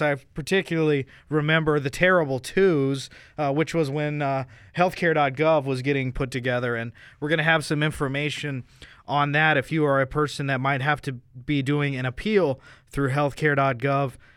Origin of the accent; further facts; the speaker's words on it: United States; as an American